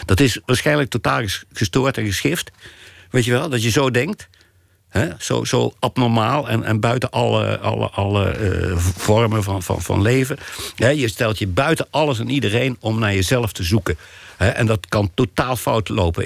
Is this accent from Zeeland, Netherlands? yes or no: no; Ravenstein, North Brabant, Netherlands; born or raised there